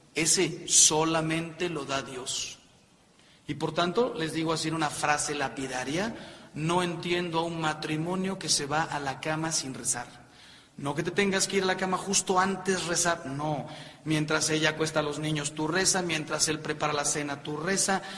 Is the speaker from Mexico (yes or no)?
yes; Mexico; yo soy mexicano